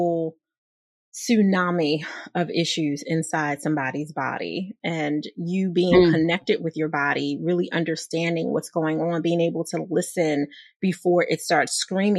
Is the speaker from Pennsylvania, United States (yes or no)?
yes; Philadelphia, Pennsylvania, United States; I'm from Philly